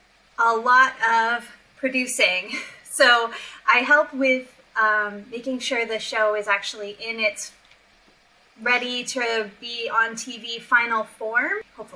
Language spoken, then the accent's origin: English; United States; I'm an American. I think I'm the only American on this team.